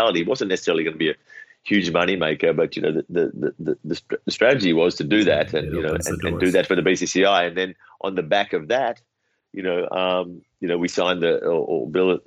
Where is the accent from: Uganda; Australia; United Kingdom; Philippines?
Australia; moved away as an adult; also born or lived in India; now in Sydney, Australia; I grew up in Australia. So, you know, I spent the first 27 years of my life in Australia.